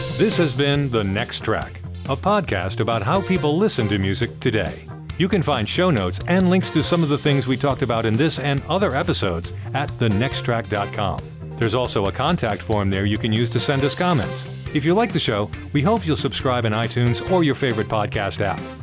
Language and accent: English; Providence, Rhode Island, United States; I grew up in Providence